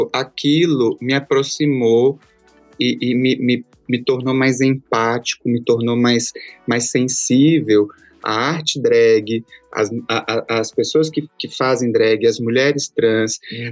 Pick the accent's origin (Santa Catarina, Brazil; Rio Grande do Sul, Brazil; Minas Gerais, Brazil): Minas Gerais, Brazil; Belo Horizonte; also born or lived in Açailândia, Maranhão; now in São Paulo, Brazil; eu cresci em Belo Horizonte e depois vim pra São Paulo